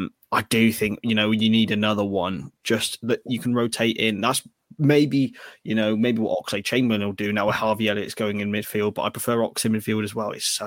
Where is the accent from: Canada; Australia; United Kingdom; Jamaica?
United Kingdom; Hereford, West Midlands; he's from Hereford, my hometown.